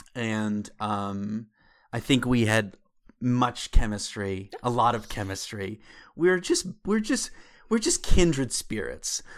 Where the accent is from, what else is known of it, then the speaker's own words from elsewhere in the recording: Pittsburgh, Pennsylvania, United States; I'm from Pittsburgh, Pennsylvania